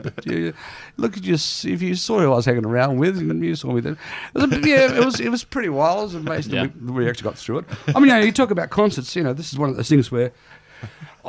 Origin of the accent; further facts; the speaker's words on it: Newcastle, New South Wales, Australia; Even though I grew up in Newcastle, you have to remember, I was born in 61